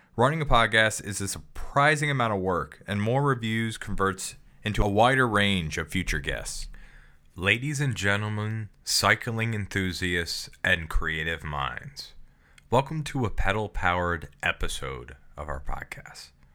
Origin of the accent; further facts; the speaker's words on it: Maryland, United States; moved away; I'm originally from Maryland.